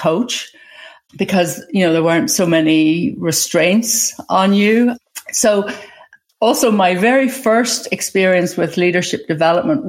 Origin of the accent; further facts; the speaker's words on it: Ireland; also born or lived in England; now in United States; I was born in Ireland. I went to school in England.